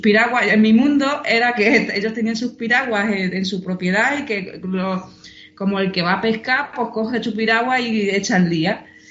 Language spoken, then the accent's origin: Spanish; a village 26 km from Badajoz, Extremadura, Spain; moved away as an adult; now in Seville, Spain; mi pueblo está a 26 kilómetros de Badajoz